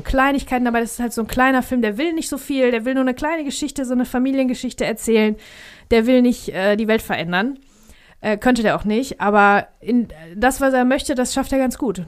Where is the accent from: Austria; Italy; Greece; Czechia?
Greece; als Grieche